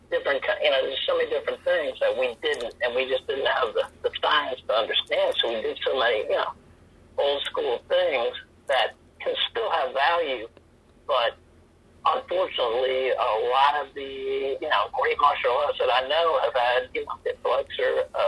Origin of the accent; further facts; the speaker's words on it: Northern Virginia, United States; now in San Diego, United States; I was from the East Coast, you know, DC area, Northern Virginia.